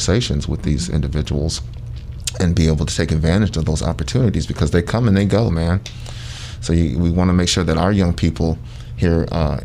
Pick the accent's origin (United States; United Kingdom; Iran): United States; Sandusky, Ohio; moved away as an adult; I'm originally from Sandusky, Ohio